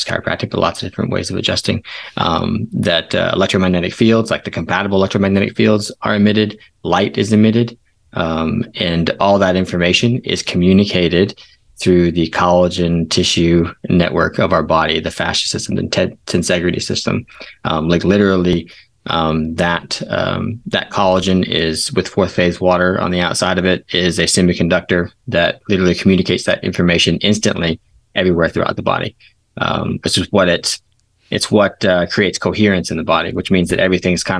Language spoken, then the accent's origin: English; East Coast, United States; also born or lived in Portland, Oregon; now in Southwest Virginia, United States; I'm from the East Coast, so I'm living over here now.